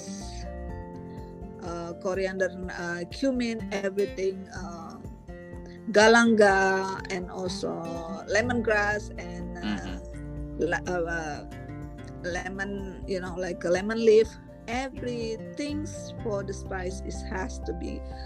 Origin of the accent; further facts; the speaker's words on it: West Sumatra, Indonesia; now in Canada; I'm from Sumatra Barat.